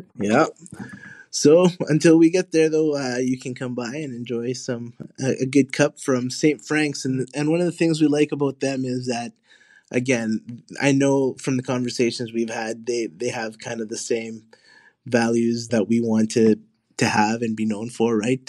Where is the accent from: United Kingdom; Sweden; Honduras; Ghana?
Honduras; now in Winnipeg, Canada; I was born in Honduras. My family is from Honduras.